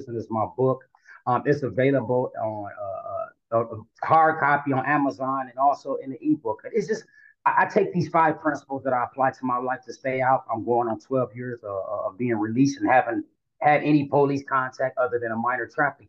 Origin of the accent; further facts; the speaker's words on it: Flint, Michigan, United States; moved away as an adult; now in Atlanta, United States; I'm from Flint, Michigan, born and raised.